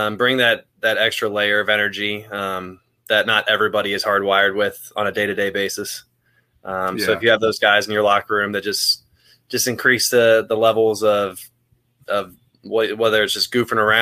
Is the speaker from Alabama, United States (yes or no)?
no; Cincinnati, Ohio, United States; moved away as an adult; also born or lived in Kentucky; now in Florida, United States; I'm from Cincinnati, born and raised. I grew up in Ohio into my 20s